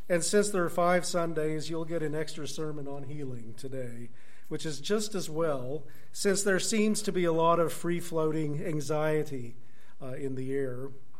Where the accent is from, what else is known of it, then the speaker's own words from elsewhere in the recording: Tulsa, Oklahoma, United States; I grew up in Tulsa. I don't know if any of you knew my parents. They were here for 50 years or so.